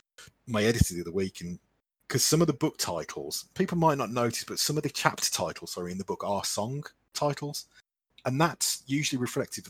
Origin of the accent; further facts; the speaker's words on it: Midlands, United Kingdom; accent: Midlands; I'm in the Midlands, which you can probably tell from my accent